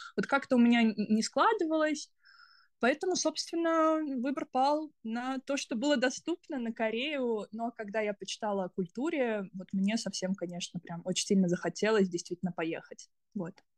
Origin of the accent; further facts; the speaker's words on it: Kaliningrad, Kaliningrad Oblast, Russia; moved away as an adult; also born or lived in United States; now in South Korea; я из, сама из Калининграда